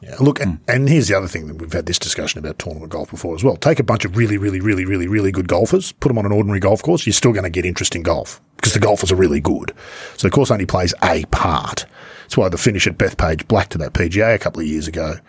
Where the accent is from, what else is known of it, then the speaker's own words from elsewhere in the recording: Sydney, New South Wales, Australia; growing up in Sydney